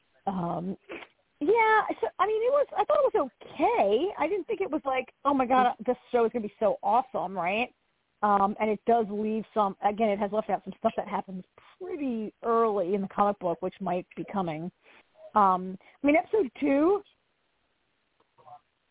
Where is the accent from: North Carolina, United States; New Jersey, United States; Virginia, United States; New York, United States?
New Jersey, United States; I grew up in North Jersey